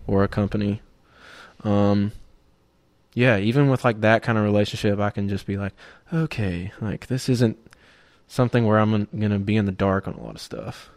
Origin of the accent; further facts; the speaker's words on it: right outside of Auburn, Georgia, United States; I grew up in Georgia, right outside of Auburn, in a no-name town